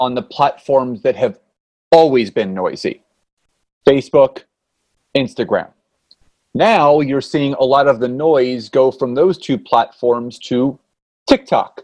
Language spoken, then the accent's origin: English; Philadelphia, Pennsylvania, United States; now in Marlton, United States; So born and raised in Philadelphia, Pennsylvania, now live in Southern New Jersey in Marlton